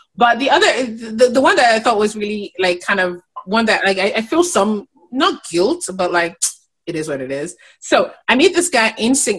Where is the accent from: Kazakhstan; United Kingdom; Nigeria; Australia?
Nigeria; as a Nigerian woman